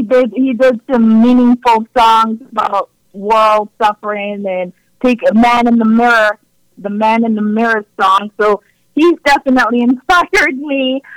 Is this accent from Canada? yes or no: yes; Canada; It's awesome being Canadian. It's awesome being a Canadian, and I'm proud to be, you know, a part of this country